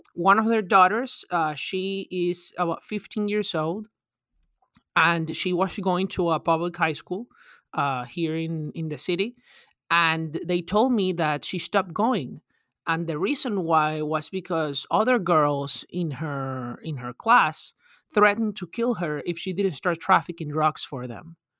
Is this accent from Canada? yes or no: no; Venezuela; now in United States; I'm originally from Venezuela